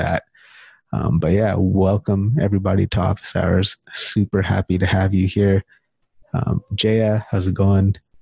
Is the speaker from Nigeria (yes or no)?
no; California, United States; now in Canada; I'm originally from California